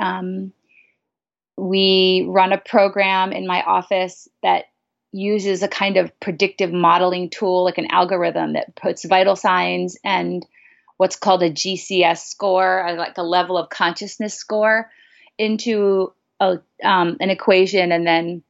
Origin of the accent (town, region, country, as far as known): Nebraska, United States; born or raised there; moved away as an adult; also born or lived in Binghamton, New York; now in Los Angeles, United States